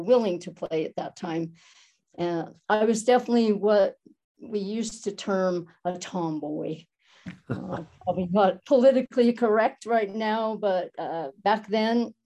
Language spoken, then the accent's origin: English; Helper, Utah, United States; also born or lived in Moab, Utah / Logan, Utah; I was born in a small town called Helper in Utah, in Carbon County, a small coal mining town. Proud of it. Still love going back there to visit. It's a great place to have grown up